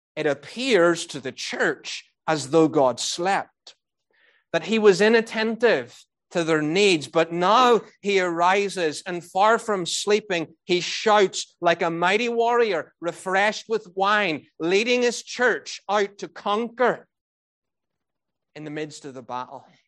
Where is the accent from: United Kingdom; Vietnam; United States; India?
United Kingdom; Northern Ireland; moved away; I was brought up in Northern Ireland